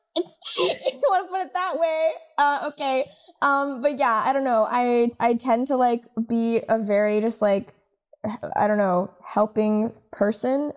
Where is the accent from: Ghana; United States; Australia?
United States; Los Angeles, California; I'm from California and, like, grew up in L A, a lot of it